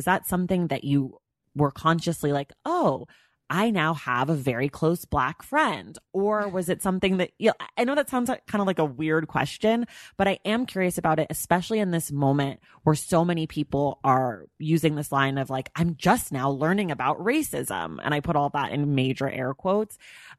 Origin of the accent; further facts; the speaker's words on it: Oakland, California, United States; I grew up in the in Oakland, in the Bay Area, which is a place that is, you know, notorious for having lots of, you know, interracial families and friends